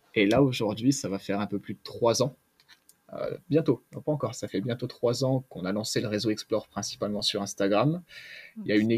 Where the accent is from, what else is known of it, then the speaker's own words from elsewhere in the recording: Grenoble, Auvergne-Rhône-Alpes, France; je suis de Grenoble, j'ai la chance d'avoir les montagnes autour de moi